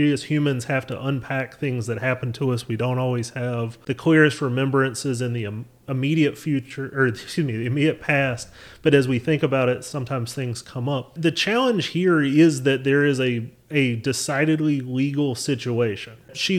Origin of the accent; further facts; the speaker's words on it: North Carolina, United States; I'm obviously, as you can tell by my accent, I'm native to North Carolina, so I've been around political things for as long as I can remember.